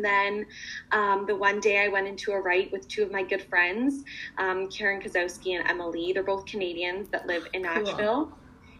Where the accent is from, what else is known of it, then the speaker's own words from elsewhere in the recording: London, United Kingdom; I actually had a show in my hometown of London.